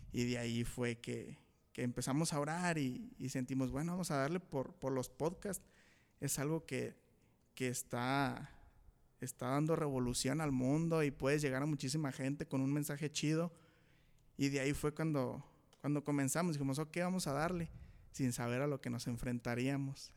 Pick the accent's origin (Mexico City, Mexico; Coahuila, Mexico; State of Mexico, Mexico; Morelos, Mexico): Coahuila, Mexico; Saltillo; Somos de aquí de Saltillo, Coahuila